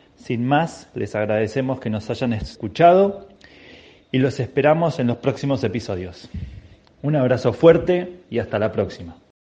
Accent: Buenos Aires, Argentina; me fui equipado desde acá de Buenos Aires

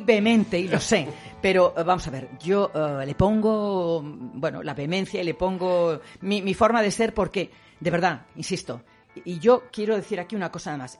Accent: Cuenca, Castilla-La Mancha, Spain; yo soy de Cuenca, hija de sevillano, nieta de cordobés

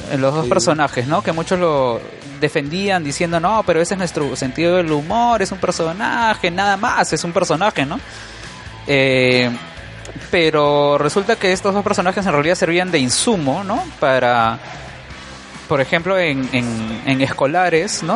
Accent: Lima, Peru; Yo crecí en La Molina, en ah, Musa, en La Molina.

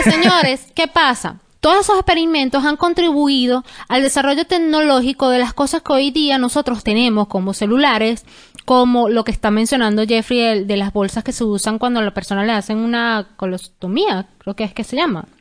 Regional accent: Venezuela; moved away; nosotros como venezolanos

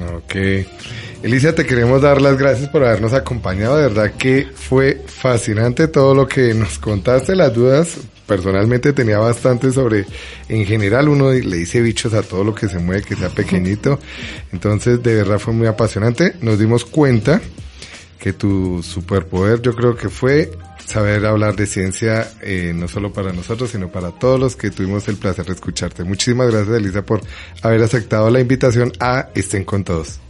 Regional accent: Bogotá, Colombia; los que somos de Bogotá, los que hemos sido de Bogotá toda la vida

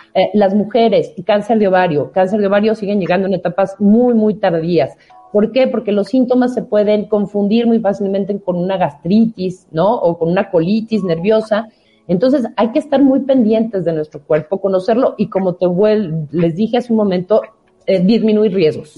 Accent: Mexico; nuestro país

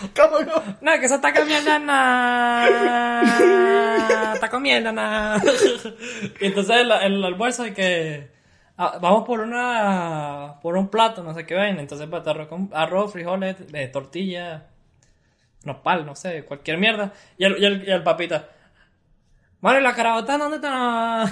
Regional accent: Venezuela; Yo sí me siento orgulloso de ser venezolano

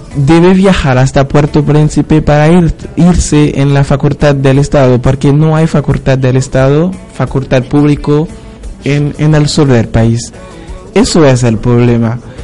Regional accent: Haiti; now in Argentina

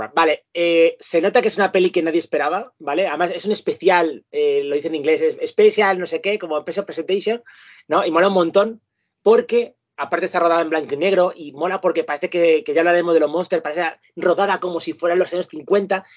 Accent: Madrid, Community of Madrid, Spain; now in Parla, Spain; los que somos de Carabanchel Alto, para nosotros es normal. Ahora mismo que yo estoy en Parlin

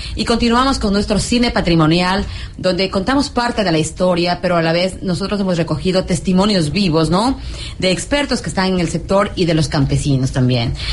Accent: Ecuador; Una identidad como ecuatorianos

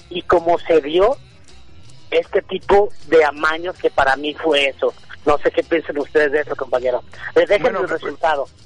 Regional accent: Mexico

